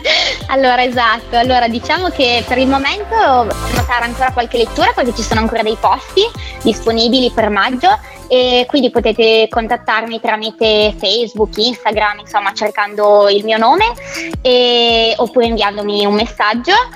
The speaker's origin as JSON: {"language": "Italian", "country": "Italy", "said": "sono di Sogno e lavoro ad Antagnò quest'anno"}